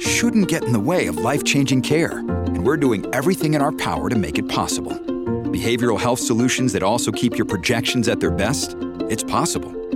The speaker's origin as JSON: {"language": "English", "country": "United States", "said": "as an American"}